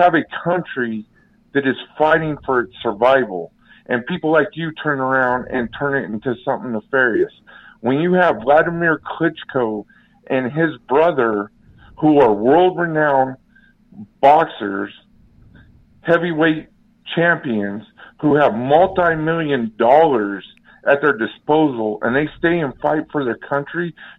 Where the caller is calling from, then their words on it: Las Vegas, Nevada, United States; Las Vegas.